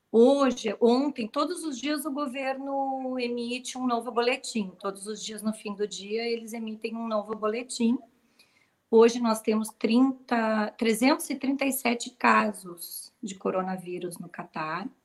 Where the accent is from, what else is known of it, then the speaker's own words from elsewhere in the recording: Rio Grande do Sul, Brazil; now in Qatar; Sim, não dá para notar, né?